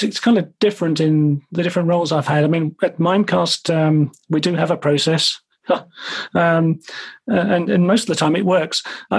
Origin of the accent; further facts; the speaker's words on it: Ireland; now in London, United Kingdom; I'm Irish originally, although you can't really tell from my accent anymore. But my aunt and uncle were coming across from Dublin to visit us in London